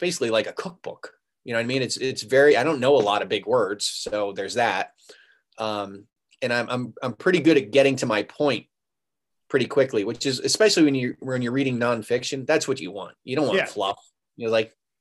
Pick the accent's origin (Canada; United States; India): United States; the South; also born or lived in Wheeling / Daytona Beach; I'm a Southerner